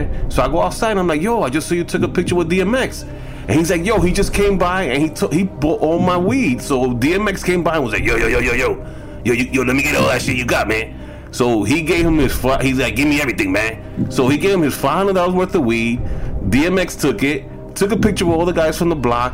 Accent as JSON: {"language": "English", "town": "Santo Domingo", "country": "Dominican Republic", "said": "I'm from the Caribbean."}